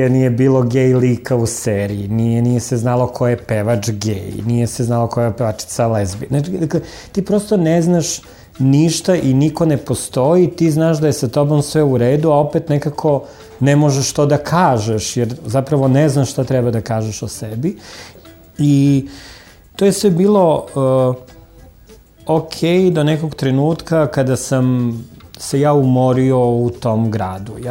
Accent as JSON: {"language": "Croatian", "town": "Zaječar", "country": "Serbia", "tie": "born or raised there", "said": "s obzirom da sam rođen u Zaječaru"}